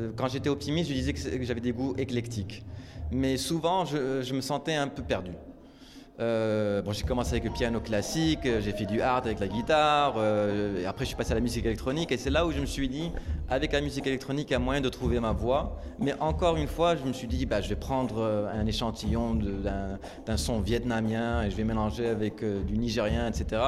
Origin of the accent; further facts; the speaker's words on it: Morocco; moved away; j'ai grandi au Maroc